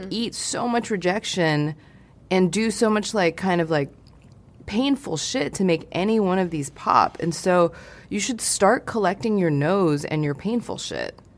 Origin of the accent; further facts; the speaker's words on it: Hong Kong; moved away; I grew up in Hong Kong